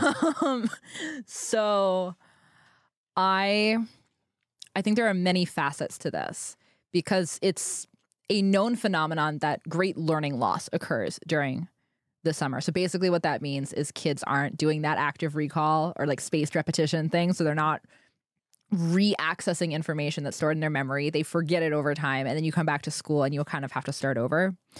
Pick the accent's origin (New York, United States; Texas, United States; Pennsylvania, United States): Pennsylvania, United States; I grew up in Pennsylvania, which was a fairly restrictive state